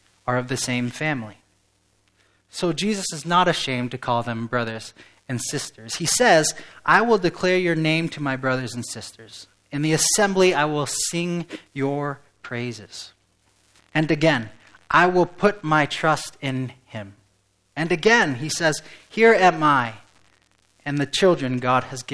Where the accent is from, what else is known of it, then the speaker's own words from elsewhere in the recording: England, United Kingdom; moved away as an adult; now in West Michigan, United States; I was raised in England, but I've lived in West Michigan